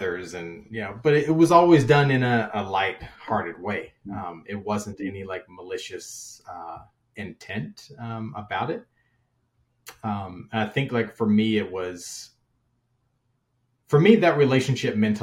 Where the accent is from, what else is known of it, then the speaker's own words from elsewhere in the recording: Kentucky, United States; I'm originally from Kentucky